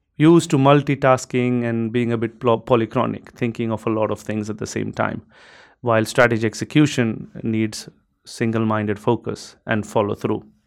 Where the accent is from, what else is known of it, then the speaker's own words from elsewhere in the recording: India; moved away as an adult; also born or lived in Europe; I'm I'm from India. I grew up uh, partly in India, but for the last uh, decade or so, I had been working in Europe